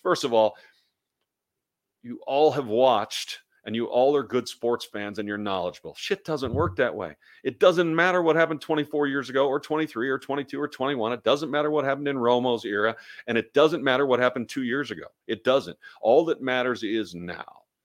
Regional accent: Kansas City, Missouri, United States; now in Dallas, United States; I was born and raised in Kansas City.

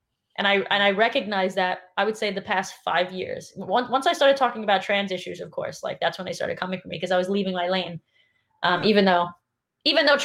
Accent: New York City, New York, United States; I grew up in New York City, and it's like half of the people in my class were black

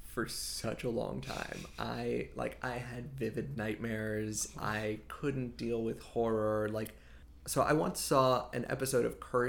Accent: the South, United States; also born or lived in Israel; now in California, United States; I was raised in the South, and there wasn't as strong of a Jewish community as I think there might have been out here in California.

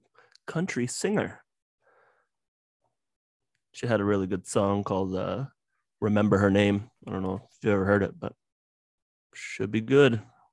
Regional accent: Texas, United States; Hey, I'm from Texas.

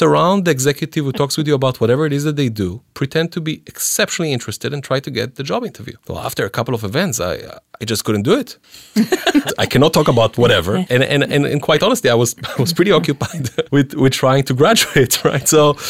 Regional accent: Israel; moved away as an adult; I came from Israel, you know

